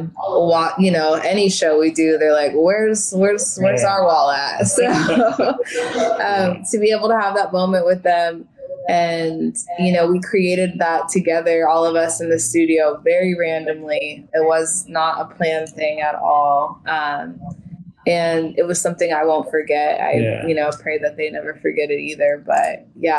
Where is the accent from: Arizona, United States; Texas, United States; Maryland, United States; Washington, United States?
Washington, United States; Tacoma; I'm from Tacoma